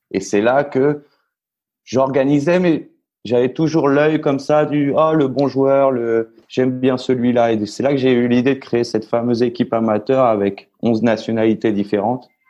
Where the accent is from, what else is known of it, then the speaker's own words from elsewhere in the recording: Orléans, Centre-Val de Loire, France; moved away as an adult; also born or lived in Nice / Paris; now in Argentina; je suis niçois. Enfin, j'ai grandi à Orléans. Je suis, je me considère niçois